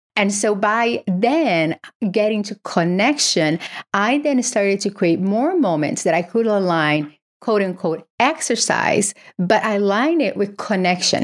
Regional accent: Brazil; moved away; I grew up in Brazil

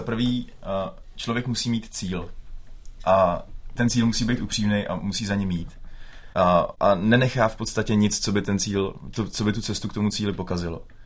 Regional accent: Plasy, Plzeň Region, Czechia; my jsme obyčejní kluci z Plas

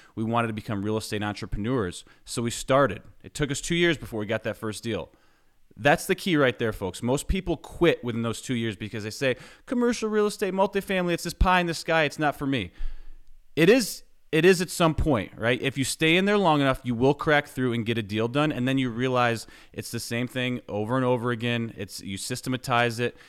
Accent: New York, United States; moved away as an adult; now in Knoxville, United States; I grew up in New York, was, I lived there until twenty eleven

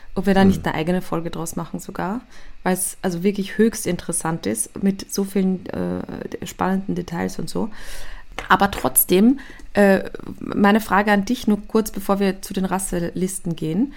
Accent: Austria; ich komme aus Österreich

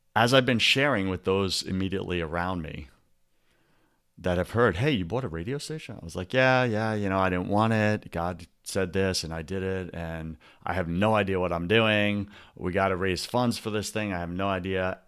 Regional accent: New England, United States; we're from the New England

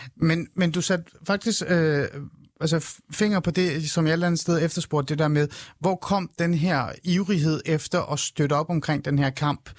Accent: Denmark; also born or lived in Shiraz, Iran; jeg er faktisk faktisk iraner. Jeg er kommet til øh, Danmark, da jeg var øh, fem år gammel, og jeg er øh, født i Shiraz

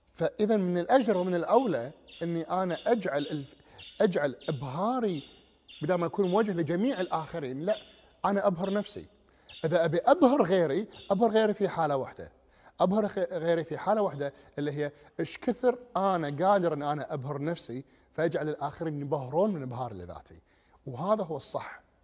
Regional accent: Kuwait; ديرتنا اللي هي الكويت

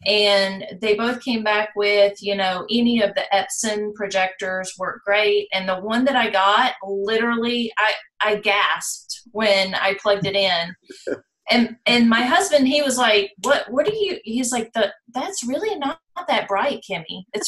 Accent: Virginia, United States; also born or lived in North Carolina; now in Orlando, United States; I am actually in the Orlando area. And I'm not originally from here. I'm originally from North Carolina. I was born in North Carolina, raised in Virginia, right across the state line.

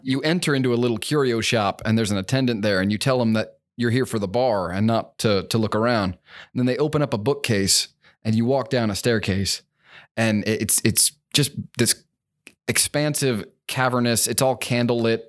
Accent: Hamburg, Pennsylvania, United States; moved away as an adult; now in Kentucky, United States; I was born in Pennsylvania, um, just about an hour outside of Philly, a little town called Hamburg

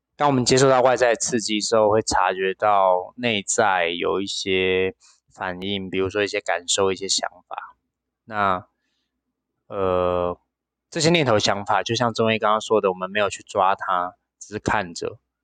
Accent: Penghu County, Taiwan; moved away; 我的老家澎湖

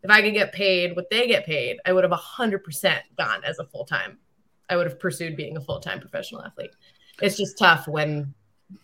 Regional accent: New York, United States; I'm a New Yorker

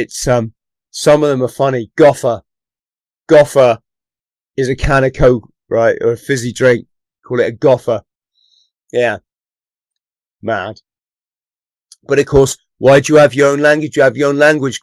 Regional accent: the Southwest, South West England, United Kingdom; also born or lived in London; I've lived most of my life in the Southwest

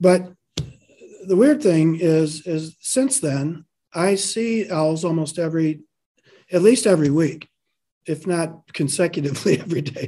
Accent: Michigan, United States; moved away as an adult; also born or lived in London; now in Texas, United States; I grew up in Michigan

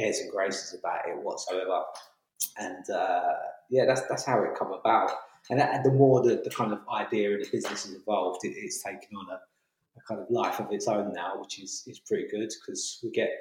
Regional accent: London, United Kingdom; moved away as an adult; also born or lived in Hackney, London; now in Kent, United Kingdom; I'm born and bred in London, grew up in Camberwell, southeast London, moved over to Hackney, and then moved down to Kent 2 years ago

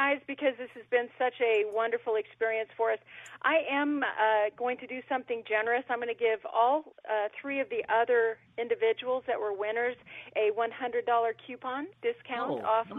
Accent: Iowa, United States; now in Florida, United States; I'm here in Florida is where I'm calling from, which is the lightning capital of the U.S., but I want you all to know I'm originally from Iowa, so I'm part of that mindset there, the Midwestern mindset

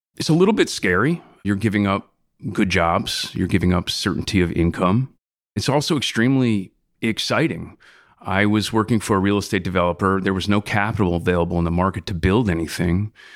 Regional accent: South Shore of Long Island, New York, United States; I grew up on the South Shore of Long Island with a family of musicians

